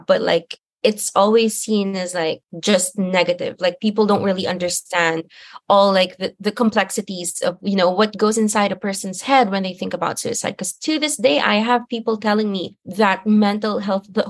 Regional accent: Manila, Metro Manila, Philippines; moved away as an adult; now in Hanoi, Vietnam; I'm from Manila.

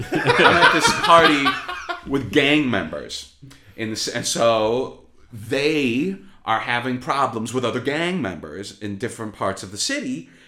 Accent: Chicago, Illinois, United States; moved away; I mean, like I said, I'm from Chicago.

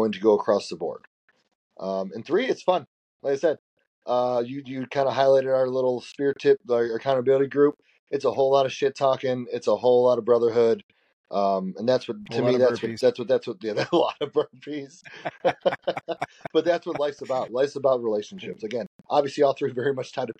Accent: close to Chicago, Illinois, United States; I grew up close to Chicago

